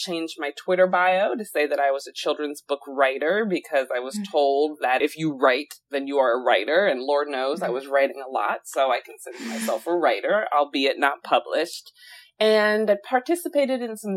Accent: Alexandria, Virginia, United States; moved away; also born or lived in Massachusetts / Chicago / Chile; I'm originally from Alexandria, Virginia, and I've really bounced around a lot since then.

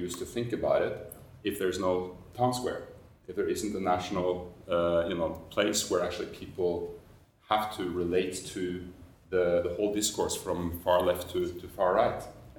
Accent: Norway; when I grew up in Norway in kind of the 70s

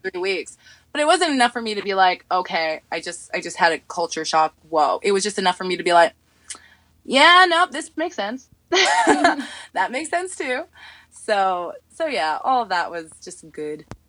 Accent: New York, United States; I'm from New York

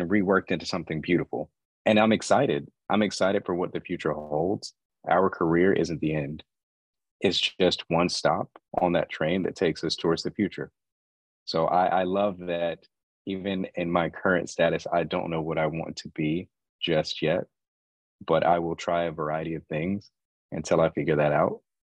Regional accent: Asheville, North Carolina, United States; I was born and raised in Asheville, North Carolina

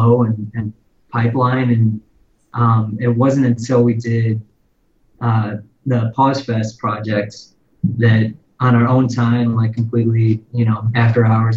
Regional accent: Detroit, Michigan, United States; I grew up in Michigan, in like suburban Detroit

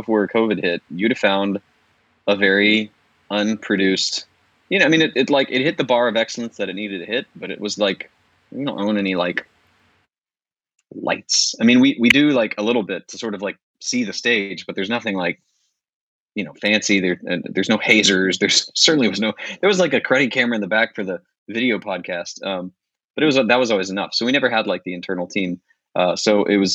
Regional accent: Florida, United States; moved away as an adult; also born or lived in Scotland; a kid from Florida

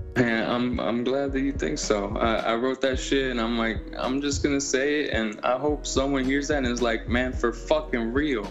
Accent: Miami, Florida, United States; I'm from Miami. It's it's a melting pot, you know.

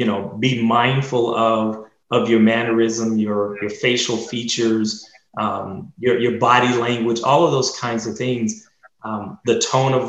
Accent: Dallas, Texas, United States; growing up in Oak Cliff

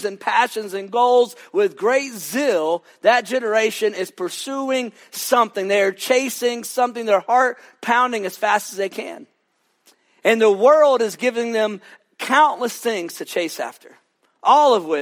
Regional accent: Lewisville, Texas, United States; also born or lived in Fort Worth, Texas; I grew up in a little town just north of Dallas called Lewisville.

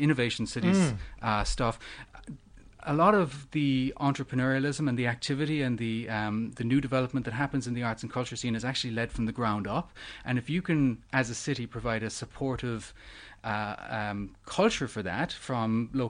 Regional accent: Cork, Munster, Ireland; moved away; I'm from Ireland. I'm from a city in Ireland called Cork, which is the second city in Ireland.

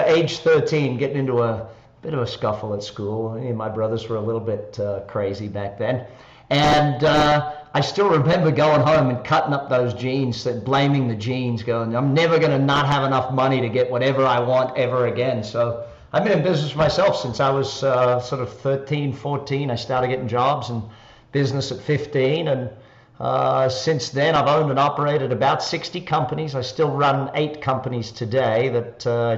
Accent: Australia; accent: Australian; moved away as an adult; also born or lived in Darwin, Australia / Adelaide, Australia; now in Las Vegas, United States; people will be able to tell by the accent, I'm Australian, obviously. I live here in Las Vegas now

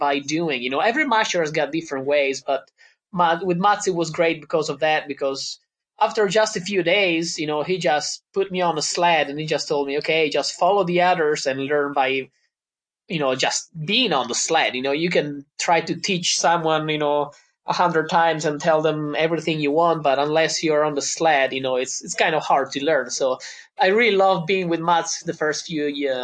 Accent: Italy; I came all the way from Italy. We do have mountains and everything

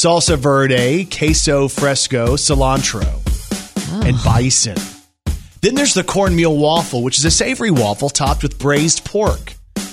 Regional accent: Texas, United States; now in Arkansas, United States; a kid who was raised in Texas

